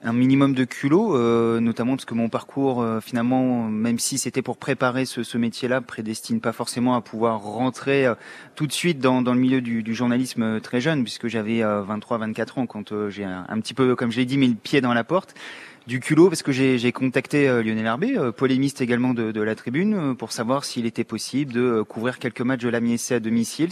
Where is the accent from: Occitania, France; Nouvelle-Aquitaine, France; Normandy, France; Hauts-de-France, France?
Hauts-de-France, France; Oise, near Compiègne; moved away as an adult; now in Amiens, France; je suis Picard, mais ouais. Isarien, à côté de Compiègne dans l'Oise mais euh, je suis arrivé sur Amiens pour faire mes, études après mon bac